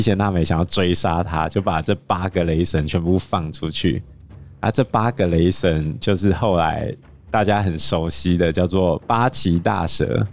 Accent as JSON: {"language": "Chinese", "country": "Taiwan", "said": "我们台湾人"}